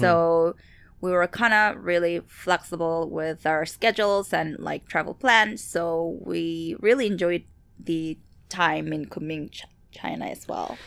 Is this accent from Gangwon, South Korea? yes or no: no; Seoul, South Korea; moved away; I'm from Seoul, Korea, so that's my homeland.